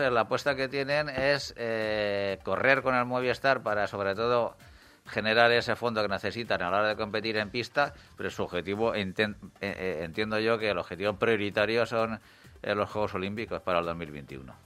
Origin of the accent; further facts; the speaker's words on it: Agramón, Castilla-La Mancha, Spain; Yo soy de Agramón